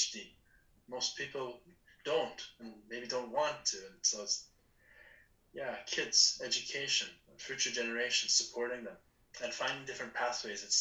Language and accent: English; Leduc, Alberta, Canada; also born or lived in Edmonton; we're both from Leduc, born in Edmonton, both living in Leduc